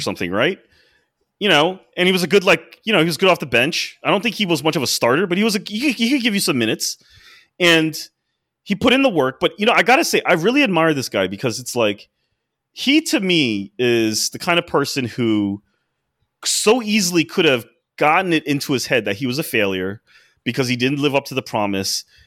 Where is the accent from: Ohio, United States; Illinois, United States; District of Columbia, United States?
District of Columbia, United States; Washington; I grew up in D C